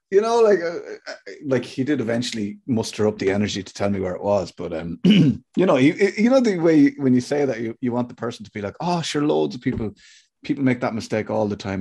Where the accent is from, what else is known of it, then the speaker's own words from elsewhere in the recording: Ireland; I'm Irish